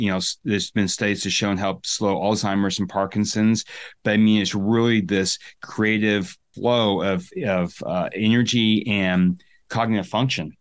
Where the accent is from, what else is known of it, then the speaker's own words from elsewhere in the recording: Sun Valley, Idaho, United States; I'm from the U.S., right? I'm from Sun Valley, Idaho